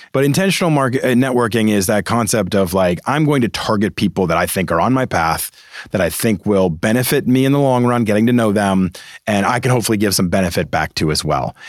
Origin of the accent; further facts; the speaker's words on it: Boston, Massachusetts, United States; I'm a Boston guy. I grew up in Boston.